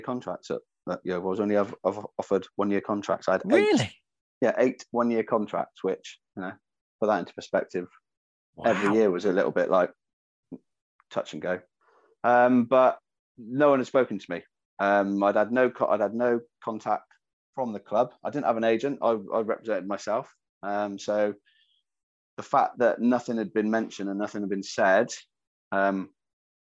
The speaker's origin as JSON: {"language": "English", "town": "Yeovil", "region": "South West England", "country": "United Kingdom", "tie": "born or raised there", "said": "representing my hometown club"}